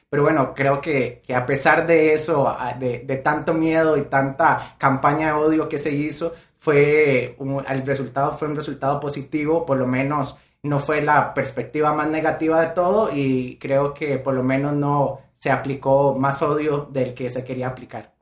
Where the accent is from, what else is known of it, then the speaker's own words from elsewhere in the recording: Costa Rica; soy de Costa Rica